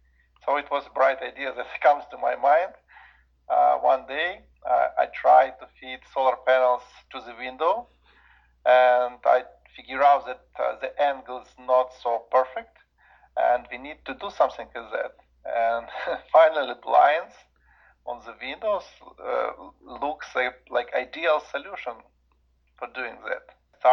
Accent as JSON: {"language": "English", "country": "Ukraine", "tie": "born there", "also_born_or_lived": "Germany / Mongolia / Russia", "second_language": "English", "said": "I was born in Ukraine, but I lived in different countries. I finished my high school in Germany, and also I lived for about 5 years in Mongolia and Russia and so on."}